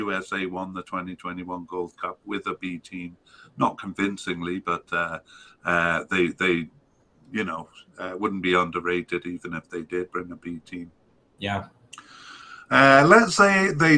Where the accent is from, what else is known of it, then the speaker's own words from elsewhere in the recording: Canada; as a Canadian